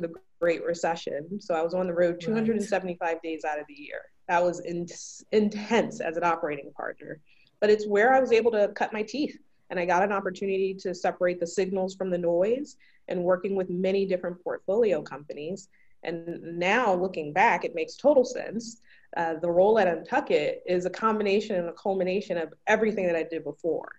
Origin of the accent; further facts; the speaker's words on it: Philadelphia, Pennsylvania, United States; Born and raised in Philadelphia